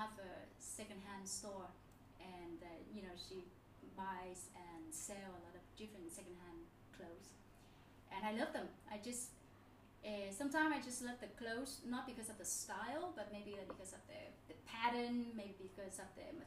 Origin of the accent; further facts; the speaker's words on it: Nha Trang, Khanh Hoa, Vietnam; now in Ho Chi Minh City, Vietnam; because I'm from Nha Trang. I grew up at the beach.